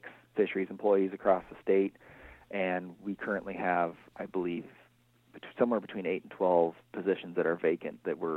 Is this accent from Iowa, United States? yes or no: yes; Northwest Iowa, United States; now in Northeast Iowa, United States; I'm originally from Northwest Iowa